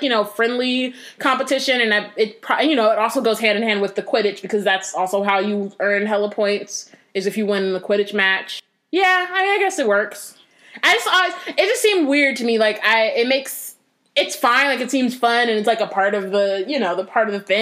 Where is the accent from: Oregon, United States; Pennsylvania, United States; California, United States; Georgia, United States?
California, United States; Northern; I'm from Northern California.